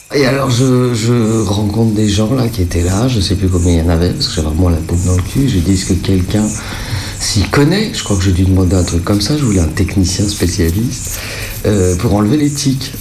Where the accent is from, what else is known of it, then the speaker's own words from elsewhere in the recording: Paris, Île-de-France, France; je suis parisienne